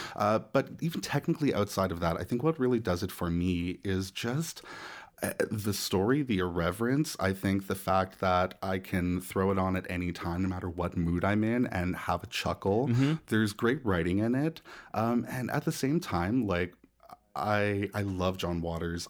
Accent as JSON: {"language": "English", "region": "Nova Scotia", "country": "Canada", "tie": "born or raised there", "moved": "yes", "lives_now": "Toronto, Canada", "said": "I grew up in Nova Scotia"}